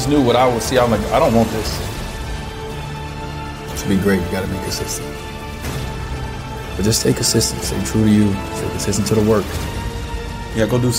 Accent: Chicago, Illinois, United States; I grew up in Chicago.

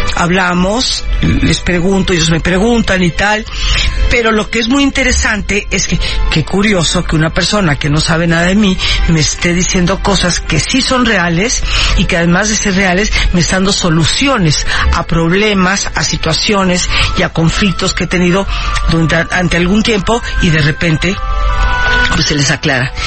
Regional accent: Mexico; also born or lived in Havana, Cuba; yo soy cubana de origen. Yo nací en La Habana, llegué a México de niña con mis padres

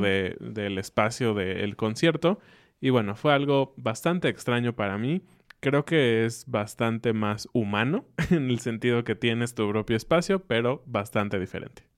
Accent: Mexico; como buenos mexicanos, cenamos un poco más tarde

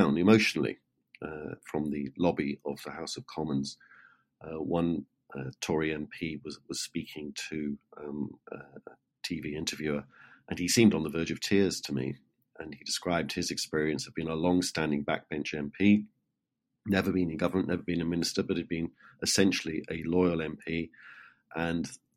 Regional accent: United Kingdom; me as a Brit

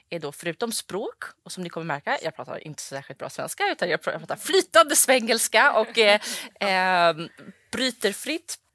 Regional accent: London, United Kingdom; born there; also born or lived in Saudi Arabia; Jag är då född i London och bodde som sagt i, i Saudi som barn.

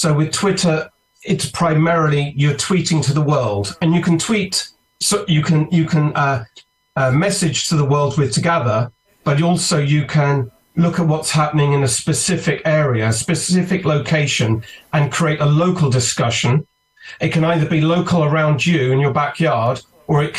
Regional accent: United Kingdom; accent: British; You can tell from my accent, I'm a Brit.

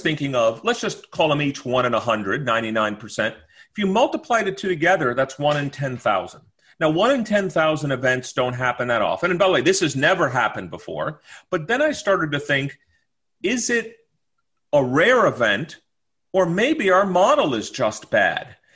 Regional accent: New York, United States; growing up in New York

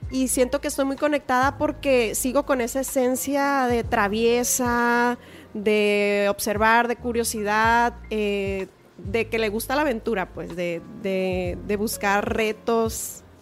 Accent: Culiacán, Sinaloa, Mexico

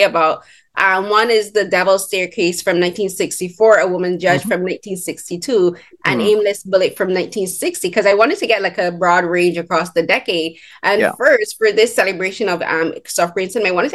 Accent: Barbados; I'm from Barbados

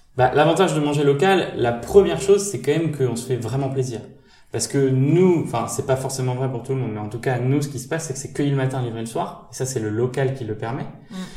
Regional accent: Normandy, France; moved away as an adult; also born or lived in Châtenay-Malabry; je suis de Normandie

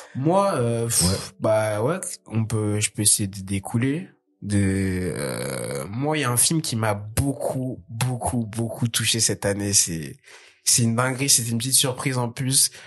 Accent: France; Je suis français

